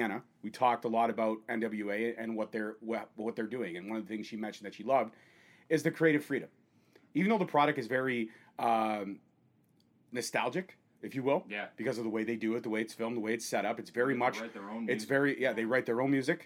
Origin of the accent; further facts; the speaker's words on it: Canada; We, as Canadian fans